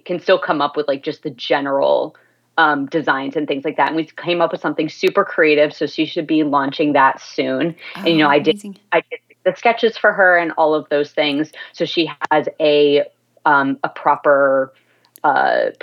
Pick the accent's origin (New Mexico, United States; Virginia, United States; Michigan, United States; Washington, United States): Virginia, United States; like I am, like not far from where I'm from